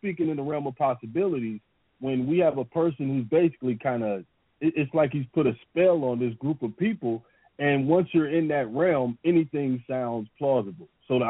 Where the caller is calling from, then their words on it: Atlanta, Georgia, United States; Yeah, this is … in Atlanta.